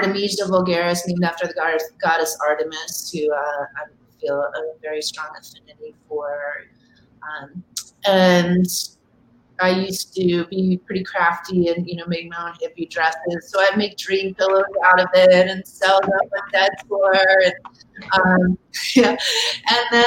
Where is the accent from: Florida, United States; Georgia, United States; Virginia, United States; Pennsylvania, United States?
Pennsylvania, United States; Philadelphia; moved away; also born or lived in Dallas, Texas; I grew up mostly in the suburbs of Philadelphia.